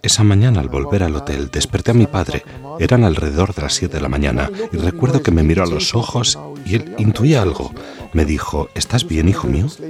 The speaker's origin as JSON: {"language": "Spanish", "town": "Dublin", "region": "Leinster", "country": "Ireland", "second_language": "Spanish", "said": "soy de Dublín"}